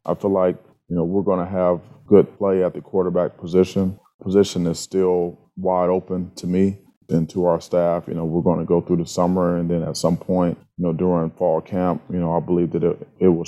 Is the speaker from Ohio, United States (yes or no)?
yes; Cleveland, Ohio, United States; moved away as an adult; also born or lived in Wisconsin; now in Michigan, United States; growing up in the Midwest, being from Cleveland, playing at Wisconsin